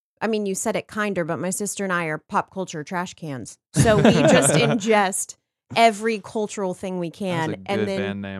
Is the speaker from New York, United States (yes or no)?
no; Texas, United States; moved away as an adult; also born or lived in North Carolina; now in Los Angeles, United States; I was born in North Carolina. I was raised in Texas. Reared.